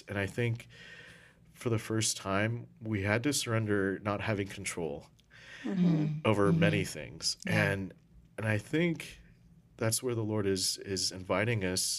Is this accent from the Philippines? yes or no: yes; Philippines; Wow, so I'm Filipino.